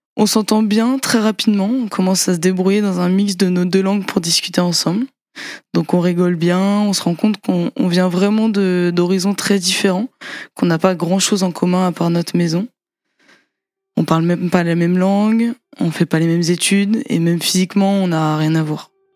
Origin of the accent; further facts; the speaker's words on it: France; also born or lived in Brazil; On est française, on a vécu dans la même maison au Brésil